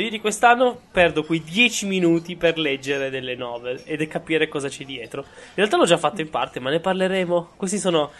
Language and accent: Italian; province of Cuneo, Piedmont, Italy; io vengo dalla provincia di Cuneo